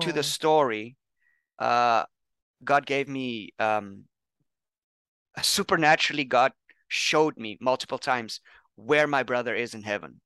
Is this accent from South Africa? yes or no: yes; South Africa; also born or lived in Pennsylvania, United States; now in Thailand; I'm from South Africa. I'm working in Thailand now.